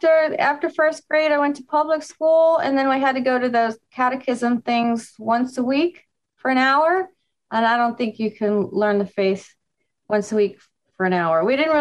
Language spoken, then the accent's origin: English; Miami, Florida, United States; born or raised there; also born or lived in New York